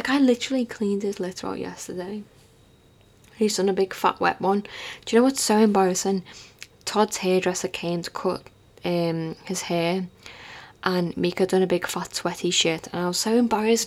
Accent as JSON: {"language": "English", "town": "Liverpool", "region": "North West England", "country": "United Kingdom", "said": "I'm from Liverpool"}